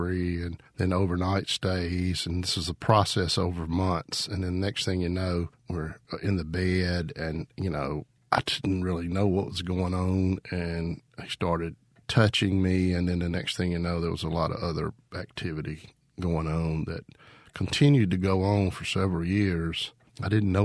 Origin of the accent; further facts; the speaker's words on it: Shelby, Mississippi, United States; also born or lived in Jackson, Mississippi; I grew up in Shelby, Mississippi, in the Mississippi Delta.